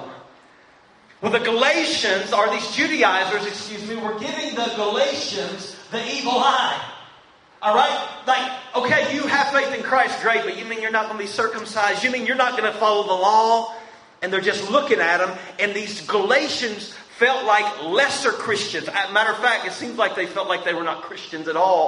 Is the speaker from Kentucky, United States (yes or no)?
yes; Winchester, Kentucky, United States; also born or lived in Colorado; I'm from Winchester here in Kentucky